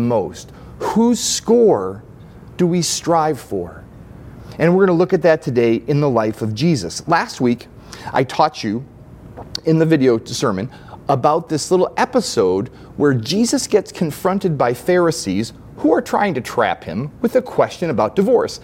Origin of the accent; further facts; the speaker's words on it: Belvidere, Illinois, United States; I grew up later in Belvidere, Illinois